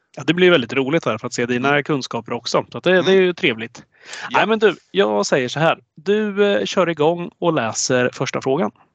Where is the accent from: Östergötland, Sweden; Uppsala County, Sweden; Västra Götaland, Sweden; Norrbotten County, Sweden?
Östergötland, Sweden; born or raised there